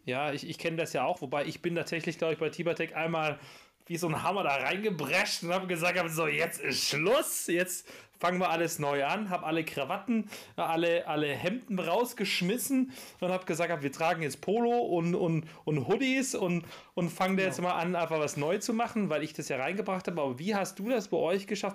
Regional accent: Backnang, Baden-Württemberg, Germany; ich bin ja in Backnern geboren

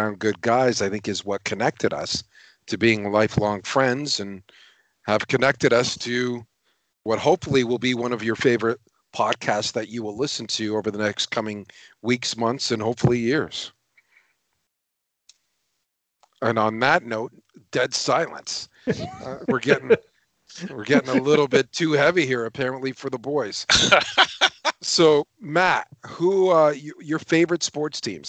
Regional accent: Strathroy, Ontario, Canada; moved away; also born or lived in Owen Sound; I'm originally from Strathroy

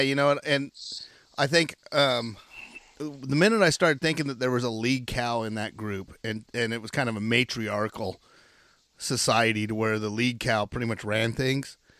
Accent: Chiloquin, Oregon, United States; I grew up in Chiloquin, Oregon

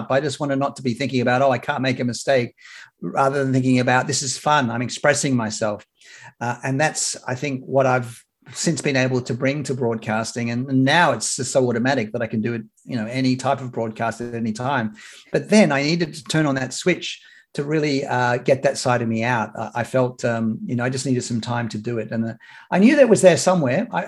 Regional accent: Atlanta, Georgia, United States; I was doing the Olympic updates from Atlanta, Georgia, oh

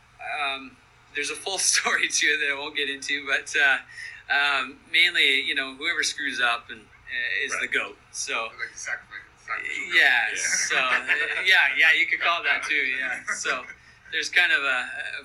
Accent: Canada; also born or lived in Southern California; we're all from Canada, and I still live in Canada

